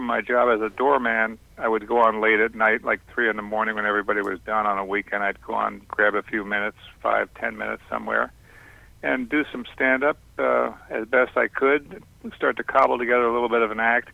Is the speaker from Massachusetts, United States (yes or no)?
yes; Boston, Massachusetts, United States; I'm from Boston, but I didn't start in Boston